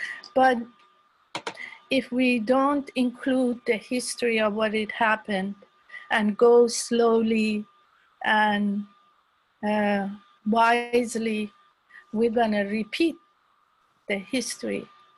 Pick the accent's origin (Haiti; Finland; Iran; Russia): Iran; moved away; I'm from Iran